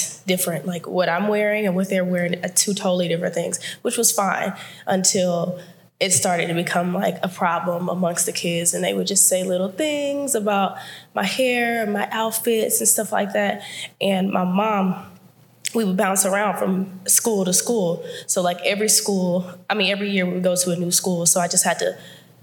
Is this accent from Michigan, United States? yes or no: no; Houston, Texas, United States; I was born in Houston, Texas, born and raised in Houston, Texas